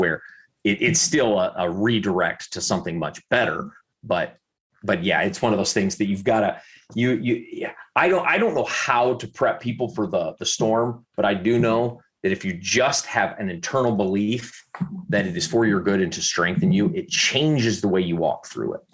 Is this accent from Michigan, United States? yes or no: yes; Southwest Michigan, United States; our house that I grew up in Southwest Michigan